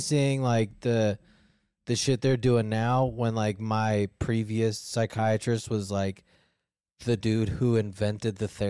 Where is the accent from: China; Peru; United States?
United States; as an American.